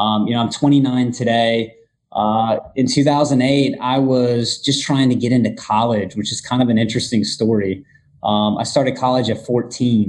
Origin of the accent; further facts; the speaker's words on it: Northwest Florida, United States; I was born and raised in Northwest Florida